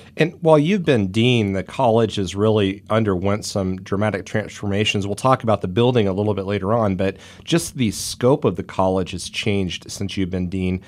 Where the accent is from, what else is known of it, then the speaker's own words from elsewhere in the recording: Kansas, United States; now in Ohio, United States; My home state of Kansas